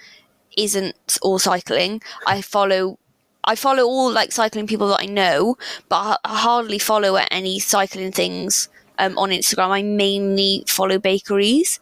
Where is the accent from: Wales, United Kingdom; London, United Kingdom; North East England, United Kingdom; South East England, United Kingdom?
Wales, United Kingdom; Llantwit Major; also born or lived in Reading; I grew up in Atlantic Major by the sea